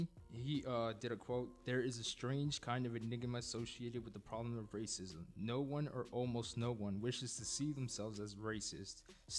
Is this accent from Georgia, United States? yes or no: no; New Jersey, United States; I was what they considered a white kid living in Jersey at the time, and I remember that when my teachers found out I was part Dominican and also Chinese